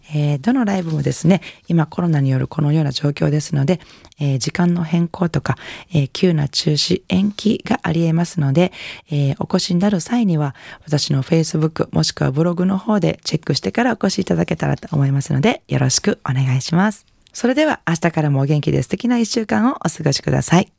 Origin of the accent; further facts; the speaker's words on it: Ibaraki, Osaka, Japan; 私は地元大阪茨城の弁天さんの花火大会